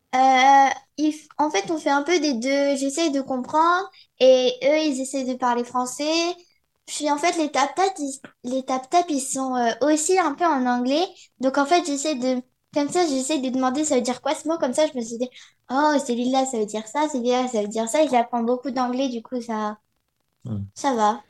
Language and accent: French; France; moved away; je suis française